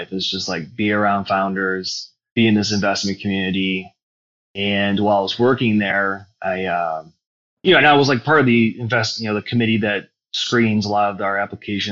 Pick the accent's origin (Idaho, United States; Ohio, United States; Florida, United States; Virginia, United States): Ohio, United States; Cleveland; also born or lived in New York City; born and raised in Cleveland, went to Brexel Broadview